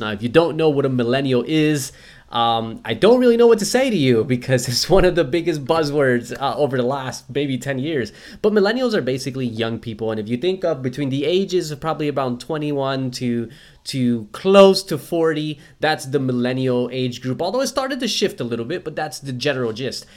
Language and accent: English; United States; now in Australia; being an American